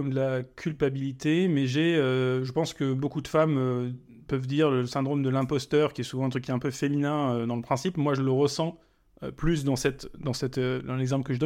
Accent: Germany; also born or lived in Africa; je, suis, né en Allemagne, mais je suis parti en Afrique très tôt, quand j'avais 3 ans.

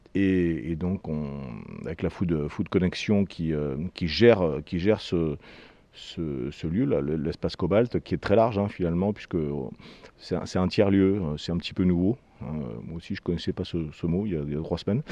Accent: Toulouse, Occitania, France; on est toulousain

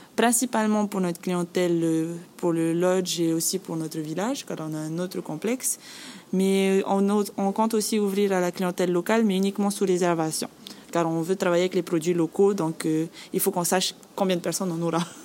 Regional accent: Bora Bora, Leeward Islands, French Polynesia; moved away; Je suis originaire de Bora Bora et je travaille ici

